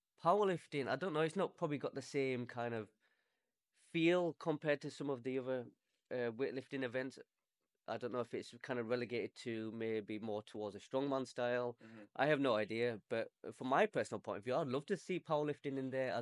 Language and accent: English; Leeds, Yorkshire and the Humber, United Kingdom; I'm from Leeds.